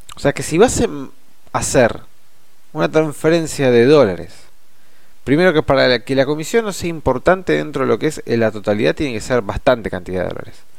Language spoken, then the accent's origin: Spanish; Argentina; a nosotros como argentinos